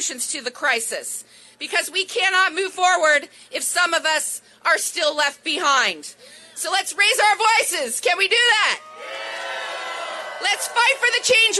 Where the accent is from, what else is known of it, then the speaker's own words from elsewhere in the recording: Oregon, United States; I grew up in Oregon, way out on the West Coast.